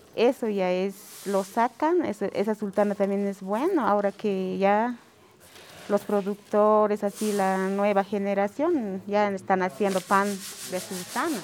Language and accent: Spanish; Bolivia